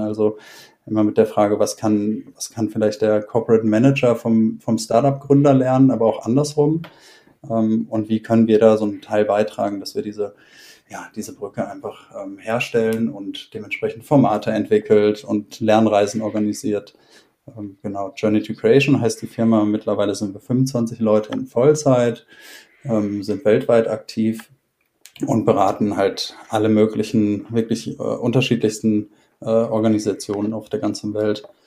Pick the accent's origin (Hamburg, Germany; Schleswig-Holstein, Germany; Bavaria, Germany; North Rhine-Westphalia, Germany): North Rhine-Westphalia, Germany; Essen; moved away; Ich bin ursprünglich aus Essen im Ruhrpott